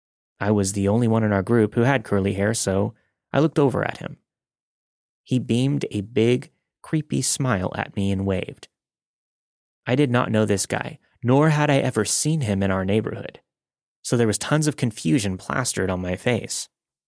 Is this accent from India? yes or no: yes; India; English is a second language; I'm from India, and I live in a well-known city in the country.